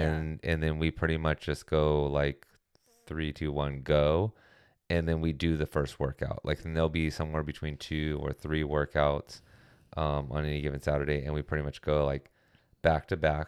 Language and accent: English; California, United States; as a Californian